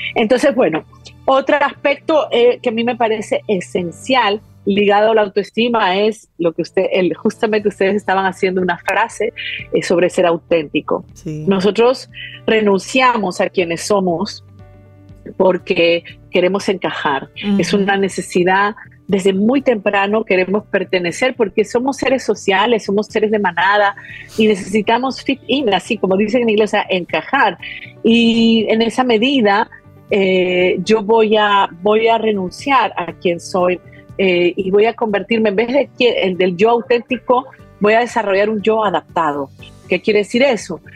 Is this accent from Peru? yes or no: yes; Peru; yo fui criada en Perú